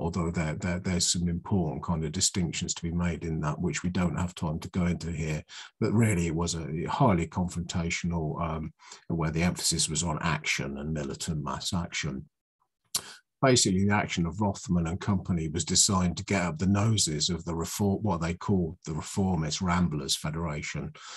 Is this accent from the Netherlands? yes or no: no; Oxfordshire, South East England, United Kingdom; I come from Oxfordshire, where you where it's more like a, sweet earth and kind of rolling hills.